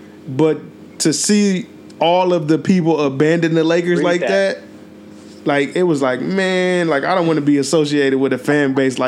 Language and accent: English; Inglewood, California, United States; I grew up in Carlton Square. It was right across the street from the Forum.